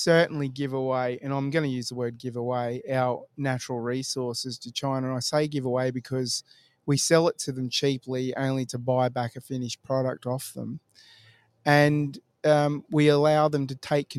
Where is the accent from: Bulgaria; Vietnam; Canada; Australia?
Australia; East Coast; moved away as an adult; now in Western Australia, Australia; I'm from the East Coast